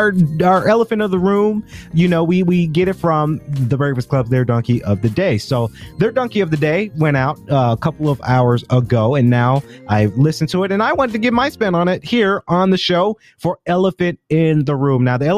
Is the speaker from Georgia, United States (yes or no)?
yes; Macon, Georgia, United States; But when that does happen, I do say, hey, I'm from Macon.